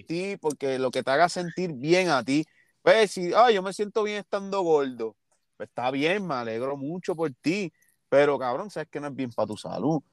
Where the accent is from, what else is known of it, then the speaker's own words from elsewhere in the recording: Ponce, Puerto Rico; yo soy de Ponce